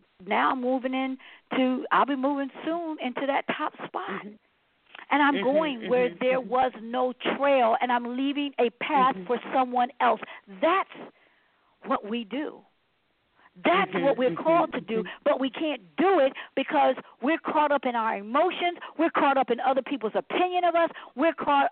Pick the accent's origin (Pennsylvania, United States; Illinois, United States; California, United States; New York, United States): Pennsylvania, United States; Philadelphia; also born or lived in Detroit; I grew up, born and raised in West Philadelphia